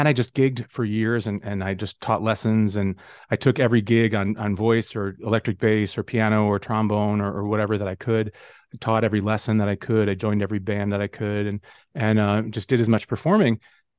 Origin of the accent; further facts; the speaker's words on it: Oswego, Illinois, United States; So I grew up in the Chicago suburbs as well, a different suburb than where I'm at right now, a town called Oswego.